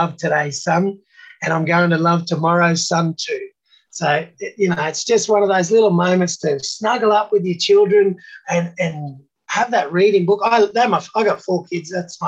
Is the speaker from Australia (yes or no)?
yes; Australia; Love being Australian just like I do.